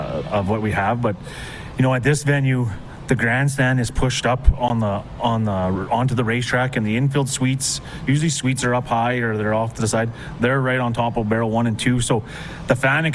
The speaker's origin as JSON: {"language": "English", "town": "Meadow Lake", "region": "Saskatchewan", "country": "Canada", "said": "I'm from Meadow Lake, Saskatchewan"}